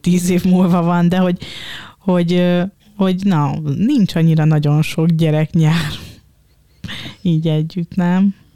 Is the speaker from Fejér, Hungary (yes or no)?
yes; Dunaújváros, Fejér, Hungary; Én Dunaújvárosi vagyok, mm, de az anyukám most már Dunaföldváron lakik